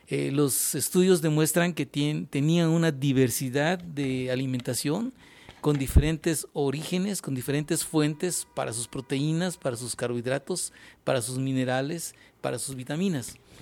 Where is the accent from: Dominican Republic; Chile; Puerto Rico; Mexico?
Mexico